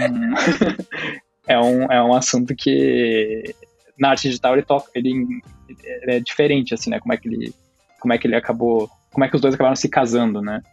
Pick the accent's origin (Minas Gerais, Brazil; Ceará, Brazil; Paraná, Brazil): Paraná, Brazil; Curitiba; also born or lived in Rio de Janeiro; sou de Curitiba